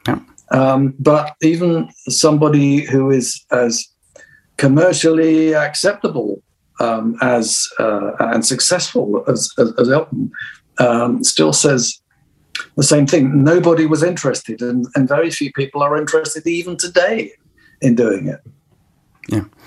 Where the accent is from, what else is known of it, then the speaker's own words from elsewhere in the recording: United Kingdom; other than being British